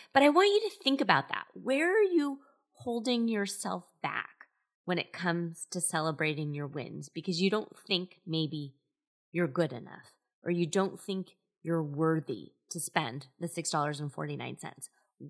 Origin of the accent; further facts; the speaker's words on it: Scotland, United Kingdom; So I joke around quite often that I'm Scottish, and one of the kind of stereotypes of Scottish people is that they're frugal.